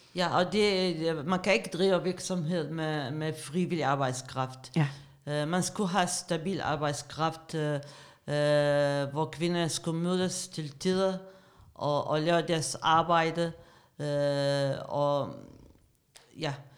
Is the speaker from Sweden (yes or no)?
no; Iraq; Danish is a second language; moved away as an adult; now in Denmark; Jeg kom til Danmark i starten af 90'erne som politisk flygtning. Jeg er iraker